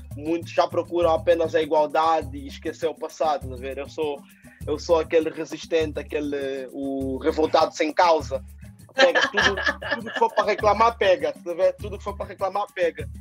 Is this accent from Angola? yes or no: yes; Angola; now in Portugal; eu sou angolano e nós de Angola temos uma herança brasileira grande